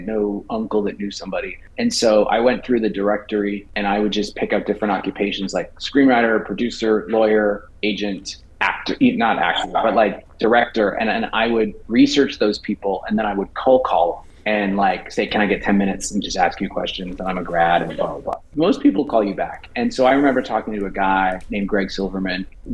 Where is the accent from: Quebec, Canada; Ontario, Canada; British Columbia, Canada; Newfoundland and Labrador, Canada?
British Columbia, Canada; Vancouver; growing up in Vancouver, my dad and I had season tickets